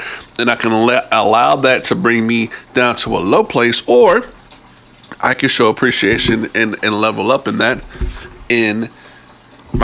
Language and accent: English; New Jersey, United States; I'm from Jersey